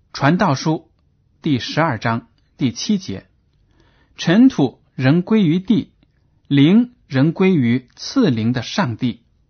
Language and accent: Chinese; China; 我们中国人